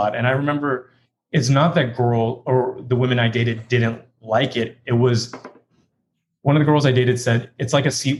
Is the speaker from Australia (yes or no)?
no; Hong Kong; also born or lived in London / Texas; now in New York, United States; I am from London, but I was raised in Hong Kong and then moved to Texas